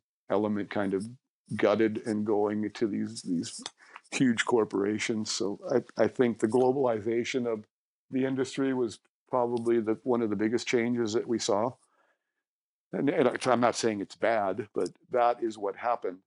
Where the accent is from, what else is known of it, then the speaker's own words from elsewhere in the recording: St. Louis, Missouri, United States; now in Vancouver, Canada; I grew up in St. Louis, moved to Vancouver in 83